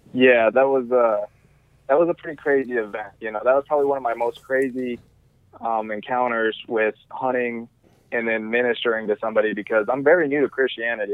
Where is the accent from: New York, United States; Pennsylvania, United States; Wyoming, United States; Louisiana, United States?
Wyoming, United States; now in Arizona, United States; I'm from Wyoming, uh, where I just literally go out my front door and shoot a whitetail with a gun